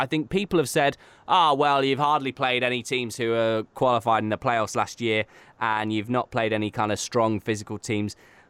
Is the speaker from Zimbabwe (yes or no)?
no; Canada; And we could actually maybe be having a really good time as Canadian hockey fans.